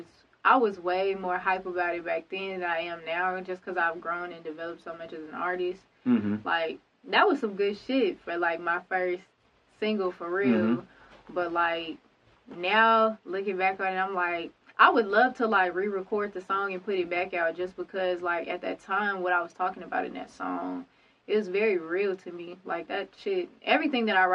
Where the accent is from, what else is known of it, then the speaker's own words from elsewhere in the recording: Conway, Arkansas, United States; also born or lived in Pine Bluff, Arkansas; I was born in Pine Bluff, Arkansas, raised in Conway, Arkansas, graduated from Conway High School